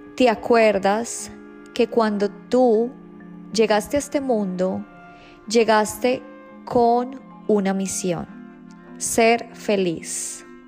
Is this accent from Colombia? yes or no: yes; Colombia; moved away; yo nací en Colombia